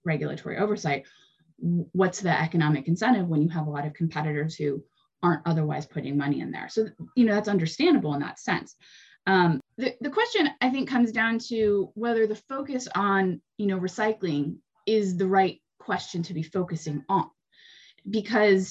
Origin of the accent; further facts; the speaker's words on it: California, United States; I grew up in California